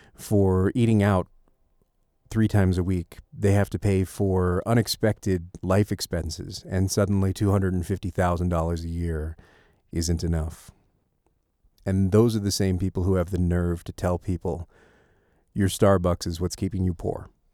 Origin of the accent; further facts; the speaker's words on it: United States; we as an American populace